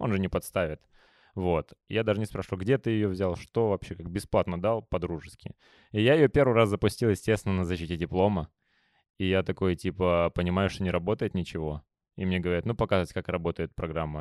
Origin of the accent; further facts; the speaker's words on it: Moldova; мы, комики из Молдовы